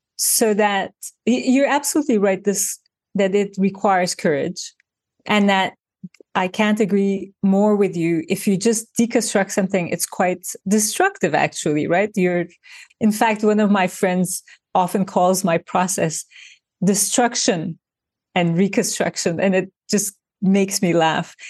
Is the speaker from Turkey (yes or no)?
yes; Turkey; now in New York, United States; I grew up in Turkey